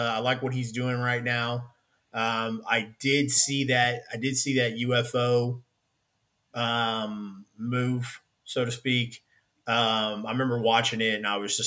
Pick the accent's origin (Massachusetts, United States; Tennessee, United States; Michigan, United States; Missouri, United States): Missouri, United States; Kansas City; I'm from Missouri. You know, born and raised here. I've only lived outside of Missouri for 4 years of my life. I'm only 34. So, I mean, 30 years of my life I've spent in the Kansas City, Missouri area.